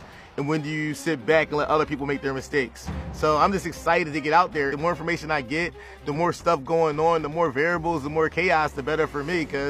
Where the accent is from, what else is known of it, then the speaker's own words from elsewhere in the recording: Philadelphia, Pennsylvania, United States; I'm from Philly.